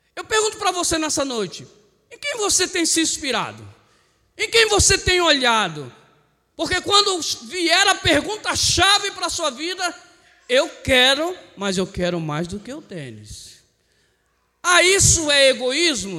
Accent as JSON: {"language": "Portuguese", "town": "Cubatão", "region": "São Paulo", "country": "Brazil", "tie": "born or raised there", "moved": "yes", "lives_now": "Peruíbe, Brazil", "said": "eu também nasci em Cubatão. Tá? E fui para Peruíbe"}